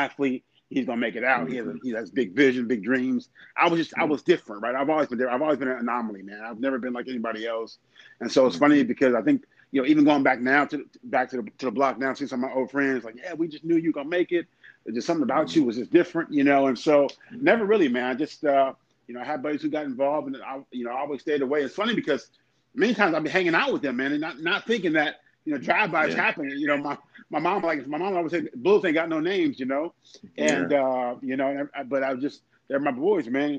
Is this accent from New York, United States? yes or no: no; Los Angeles, California, United States; also born or lived in Inglewood, California; I grew up on the 7th Avenue and 54th Street, right around, you know, Crenshaw and Slauson